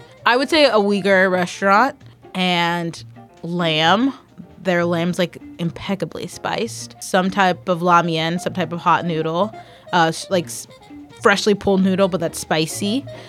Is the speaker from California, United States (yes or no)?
yes; California, United States; Granted, I was born in California.